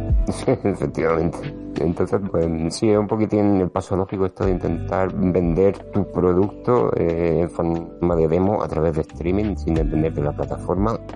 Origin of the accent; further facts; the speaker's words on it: Region of Murcia, Spain; moved away; Estoy aquí en, mi tierra.